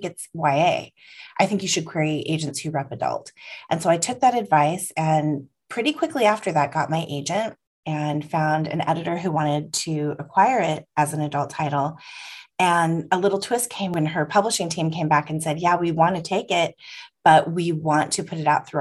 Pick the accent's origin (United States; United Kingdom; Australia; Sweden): United States; San Francisco, California; I was born in San Francisco